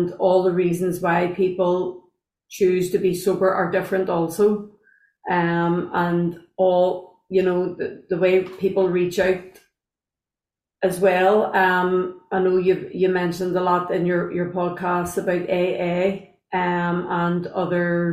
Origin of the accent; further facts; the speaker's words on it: Belfast, Northern Ireland, United Kingdom; from Belfast